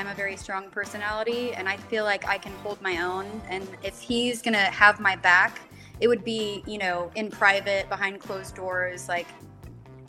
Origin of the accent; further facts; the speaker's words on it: Texas, United States; I'm from Texas